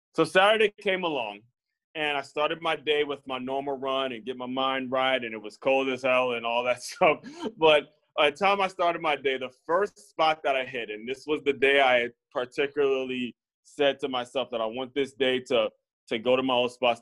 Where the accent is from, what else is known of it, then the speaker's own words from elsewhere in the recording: Silver Spring, Maryland, United States; moved away; my hometown of Silver Spring, Maryland